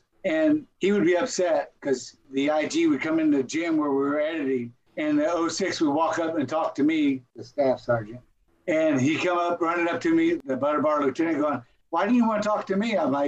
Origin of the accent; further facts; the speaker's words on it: Texas, United States; I'm a Texan.